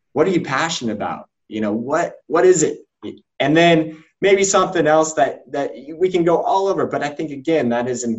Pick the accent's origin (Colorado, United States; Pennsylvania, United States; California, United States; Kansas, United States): Colorado, United States; Denver; also born or lived in Louisville, Kentucky; now in South Bend, United States; We're originally from Denver